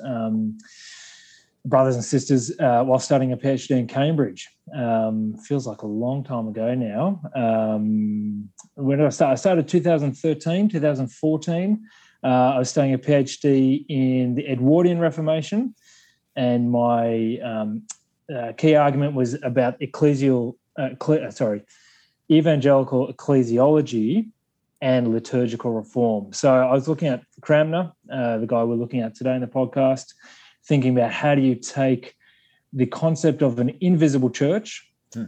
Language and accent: English; Sydney, New South Wales, Australia; accent: broad Australian; I'm an Aussie. I come from Sydney, uh, born and raised here in Sydney.